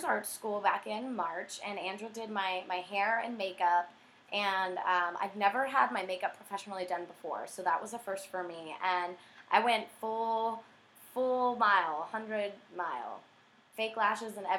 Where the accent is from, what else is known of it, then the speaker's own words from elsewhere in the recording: Hampton, Virginia, United States; also born or lived in Newport News; now in Norfolk, United States; I was born in Newport News. I was raised in Hampton